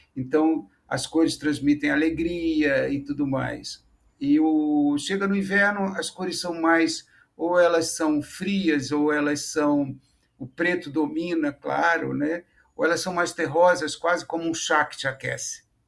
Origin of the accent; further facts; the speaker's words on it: Niterói, Rio de Janeiro, Brazil; eu sou de Niterói